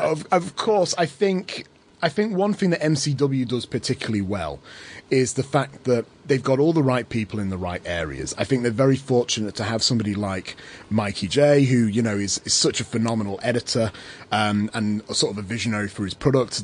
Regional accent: England, United Kingdom; now in Australia; as an Englishman in Australia

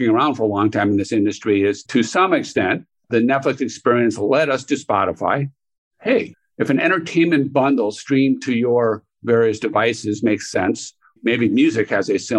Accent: Chicago, Illinois, United States; I grew up in Chicago

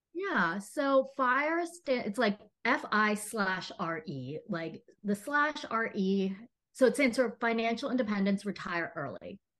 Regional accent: Texas, United States; now in Los Angeles, United States; I grew up in Texas

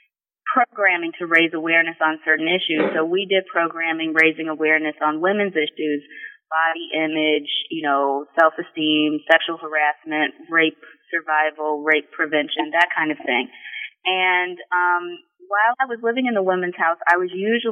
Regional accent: Sugar Land, Texas, United States; moved away as an adult; also born or lived in Delaware, Ohio / College Park, Maryland; now in Columbus, United States; I was born and raised in Sugar Land, Texas, which is not far from Houston, Texas.

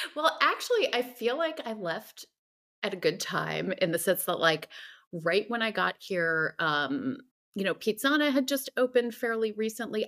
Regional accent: New Jersey, United States; moved away as an adult; also born or lived in New York City / San Francisco; now in Los Angeles, United States; I'm originally from New Jersey, um, shout out to the Garden State

